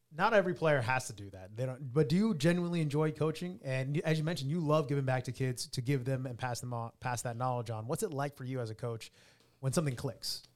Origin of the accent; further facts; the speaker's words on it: Texas, United States; I'm from Texas